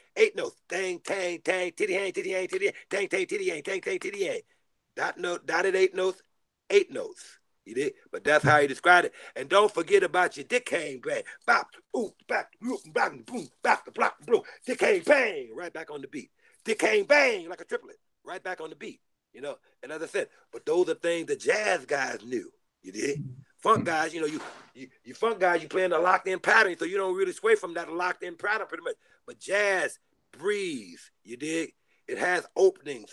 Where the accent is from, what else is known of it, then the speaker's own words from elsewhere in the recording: Texas, United States; also born or lived in Houston; now in Los Angeles, United States; I come from Texas